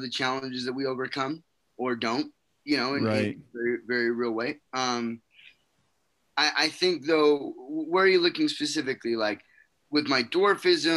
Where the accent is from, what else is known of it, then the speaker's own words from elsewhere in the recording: West Valley City, Utah, United States; I'm originally from West Valley, Utah. That's where I grew up.